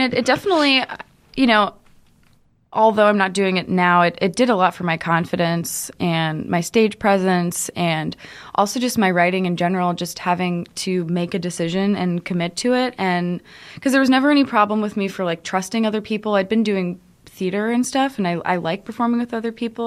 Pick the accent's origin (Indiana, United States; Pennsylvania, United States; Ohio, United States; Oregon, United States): Ohio, United States; Cincinnati; also born or lived in Brooklyn, New York; now in New York City, United States; I'm from Cincinnati, but mm. um, I was in like I was in an area called Westchester, just outside of Cincinnati, and it's very farmy, less farmy than when I was a kid. But when I was growing up, we lived on a farm.